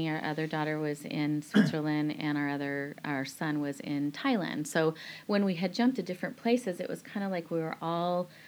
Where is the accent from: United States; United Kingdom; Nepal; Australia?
Nepal; also born or lived in Tunisia; now in Singapore; Singapore, that was a great landing place for us because we come from Nepal, which you know shaped and molded us in different ways